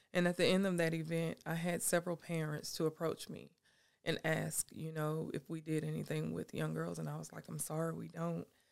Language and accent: English; Anderson, South Carolina, United States; moved away as an adult; now in Seneca, United States; I was born and raised in Anderson. I know people there